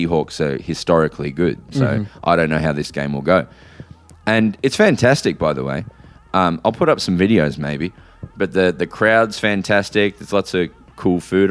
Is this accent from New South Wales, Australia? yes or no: no; Melbourne, Victoria, Australia; I'm from Melbourne